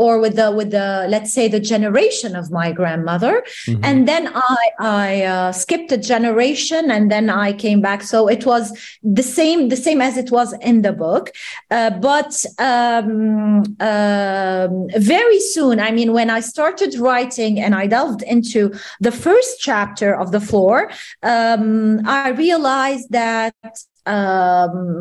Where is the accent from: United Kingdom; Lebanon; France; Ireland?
Lebanon; Bourj Hammoud, Mount Lebanon; I grew up in the Armenian ghetto in a place called Bush Hamoud in Beirut